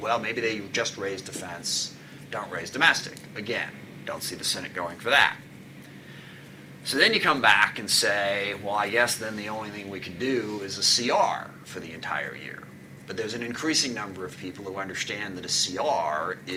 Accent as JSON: {"language": "English", "town": "SeaTac", "region": "Washington", "country": "United States", "tie": "born or raised there", "said": "I grew up in SeaTac"}